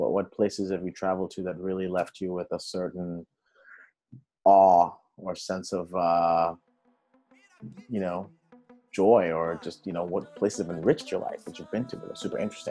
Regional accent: Kenya; moved away; because I'm from Kenya originally.

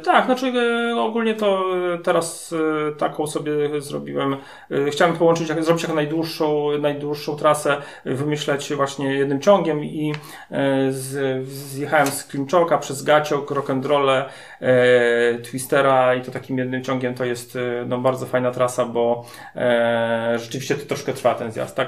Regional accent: Masovian Voivodeship, Poland; u nas na Mazowszu

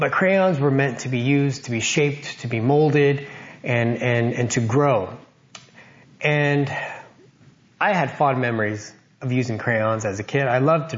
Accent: Loma Linda, California, United States; Growing up, I grew up in Loma Linda

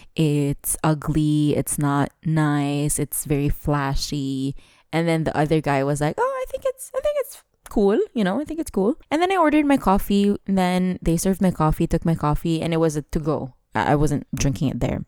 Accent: Dubai, United Arab Emirates; twenty-nine years in Dubai

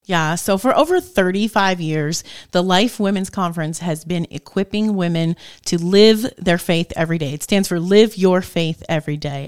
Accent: New Jersey, United States; moved away as an adult; also born or lived in Appalachia / Dallas, Pennsylvania; now in Northeast Pennsylvania, United States; so my husband and I both grew up in New Jersey.

